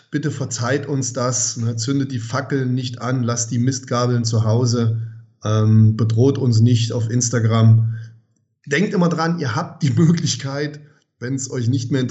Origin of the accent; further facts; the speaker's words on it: Germany